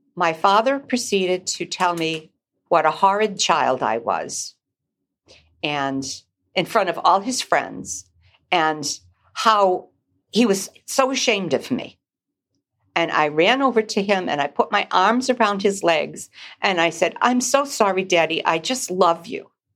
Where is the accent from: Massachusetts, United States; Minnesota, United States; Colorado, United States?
Massachusetts, United States; Newburyport; now in Manchester, United States; I grew up on Plum Island in Newburyport, Massachusetts